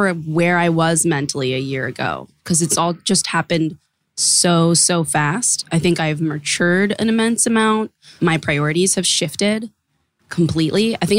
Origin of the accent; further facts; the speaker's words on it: Boston, Massachusetts, United States; moved away; Boston was a really weird place, honestly, to grow up being a hyphenated person.